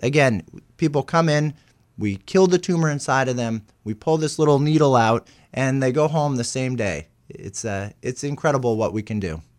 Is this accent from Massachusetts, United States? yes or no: yes; outside of Boston, Massachusetts, United States; moved away as an adult; now in Portland, United States; I grew up outside of Boston